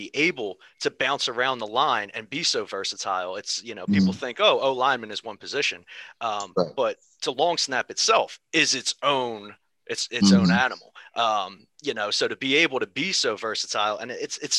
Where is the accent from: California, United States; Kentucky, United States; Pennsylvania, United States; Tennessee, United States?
Pennsylvania, United States; Philadelphia; I'm from Philadelphia